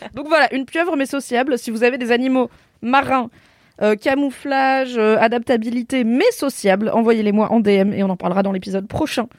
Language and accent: French; Drôme, Auvergne-Rhône-Alpes, France; château de Grignan, c'est donc dans la Drôme là où j'ai grandi